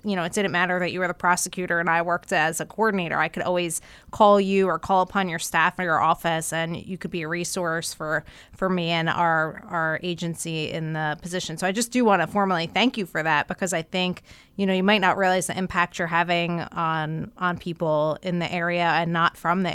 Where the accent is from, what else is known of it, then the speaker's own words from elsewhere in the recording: Monmouth County, New Jersey, United States; moved away as an adult; I grew up in Monmouth County